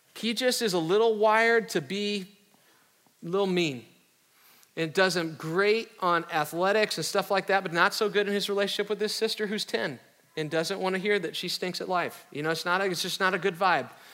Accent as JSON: {"language": "English", "region": "the North", "country": "United States", "tie": "born or raised there", "said": "I grew up in the North"}